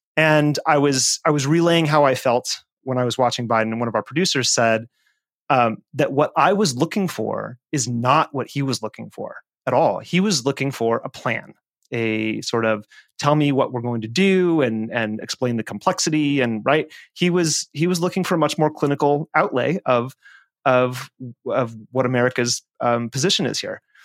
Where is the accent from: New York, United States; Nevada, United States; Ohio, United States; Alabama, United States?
Nevada, United States; my home state of Nevada